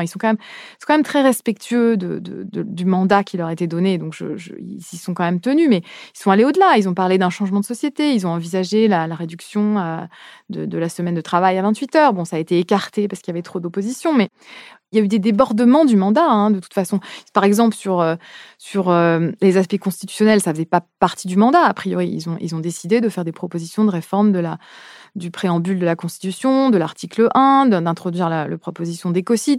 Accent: France; en tant que française

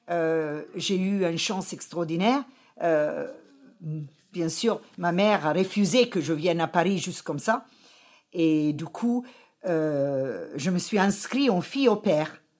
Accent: Kilimanjaro, Tanzania; born there; je suis né en Afrique et avec une chance extraordinaire au pied du Mount Kilimanjaro.

